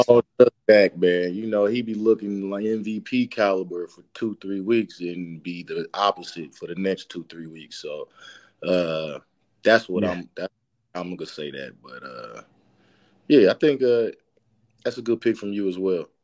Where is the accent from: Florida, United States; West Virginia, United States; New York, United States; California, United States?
California, United States; San Francisco; I grew up in San Francisco, grew up a diehard Niner fan